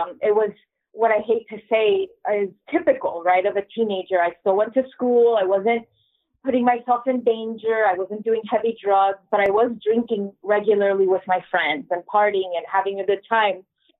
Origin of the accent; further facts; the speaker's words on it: San Diego, California, United States; I am a American-born bicultural single mama. I live in San Diego. I was born and raised here.